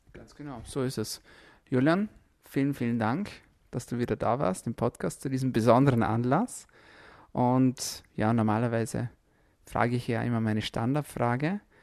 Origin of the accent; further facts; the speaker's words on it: Austria; bei uns in Österreich